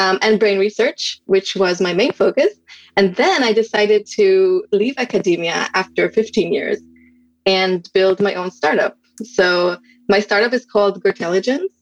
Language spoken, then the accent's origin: English; Israel; moved away as an adult; now in United States; I'm originally from Israel and we moved to the United States